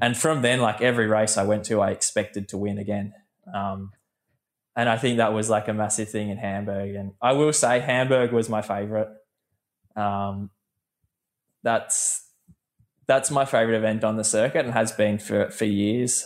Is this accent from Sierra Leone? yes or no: no; Australia; growing up as an Australian